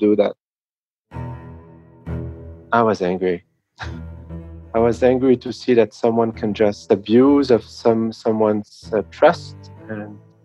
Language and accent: English; France; I come from France.